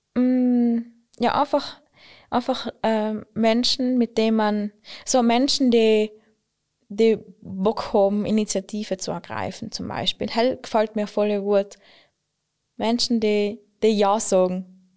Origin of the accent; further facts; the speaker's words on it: Klausen, Trentino-Alto Adige, Italy; ich bin, ich bin aus Klausen